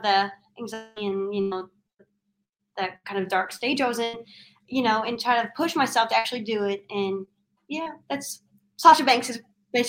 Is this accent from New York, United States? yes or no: no; Kentucky, United States; we're from Kentucky and we're looking up flights to LA.